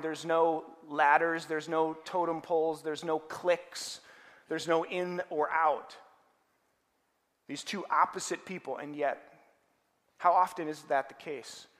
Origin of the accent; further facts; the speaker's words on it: Minnesota, United States; also born or lived in Denver, Colorado; I grew up here in Minnesota, but uh, ended up in school at Denver